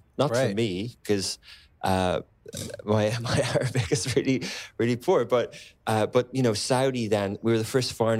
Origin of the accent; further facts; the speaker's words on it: Ireland; also born or lived in London; now in Dubai, United Arab Emirates; I come from Ireland. I lived in London